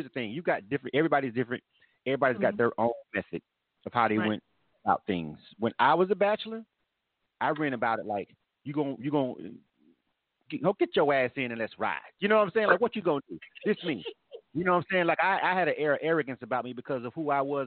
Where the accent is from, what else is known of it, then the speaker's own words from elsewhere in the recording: Florida, United States; I'm born and raised in Florida.